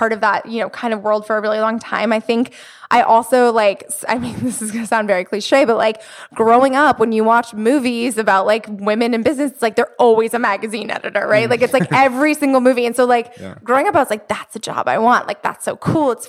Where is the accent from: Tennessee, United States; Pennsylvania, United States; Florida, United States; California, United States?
Florida, United States; moved away as an adult; also born or lived in New York City; now in Los Angeles, United States; I'm from Florida